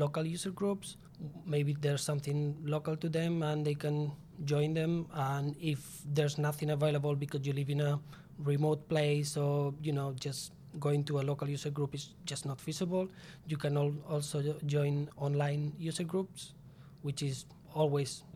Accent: Spain; English is a second language; moved away as an adult; back in my home country, Spain.

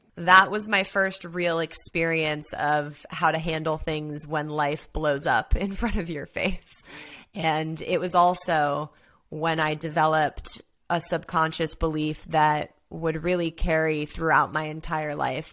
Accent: Los Angeles, California, United States; I grew up, born and raised in Los Angeles as an only child

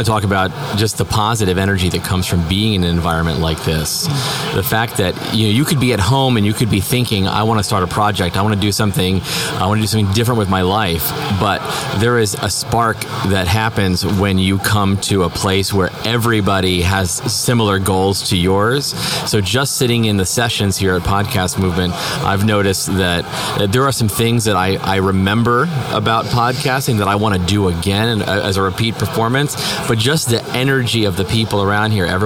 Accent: Albuquerque, New Mexico, United States; I'm a financial advisor with Edward Jones, and I am from Albuquerque, New Mexico

